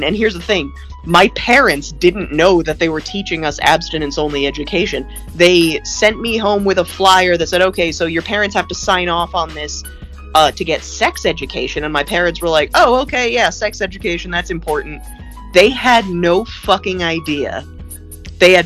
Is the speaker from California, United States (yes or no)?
yes; Los Angeles, California, United States; also born or lived in Brooklyn, New York; we moved from Brooklyn to Los Angeles